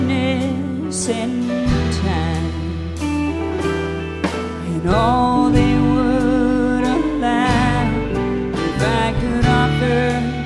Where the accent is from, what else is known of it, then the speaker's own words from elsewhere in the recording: Wellsville, Kansas, United States; now in -; Athens is a lot like my hometown, except 1,000 times bigger. I'm from a small town in the Midwest called Wellsville, Kansas.